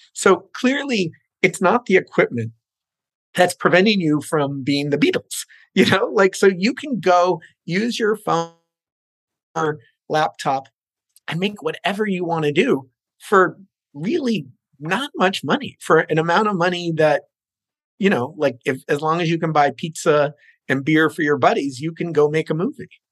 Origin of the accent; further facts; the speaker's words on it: New Jersey, United States; moved away as an adult; also born or lived in New York City; now in Los Angeles, United States; I was born in New York City, went to uh, elementary, junior high school and high school in New Jersey